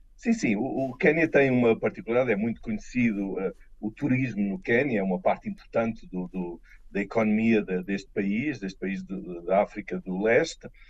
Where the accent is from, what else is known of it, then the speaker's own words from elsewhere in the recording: Lisbon, Portugal; moved away as an adult; also born or lived in Brussels, Belgium; now in Kenya; voltarei a Portugal, à minha terra eh, de origem, Lisboa